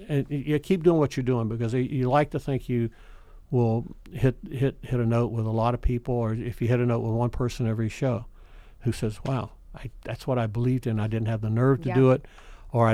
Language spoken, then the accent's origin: English; Daphne, Alabama, United States; moved away; Growing up in Lower Alabama in the middle of nowhere during a very different time of segregation in Alabama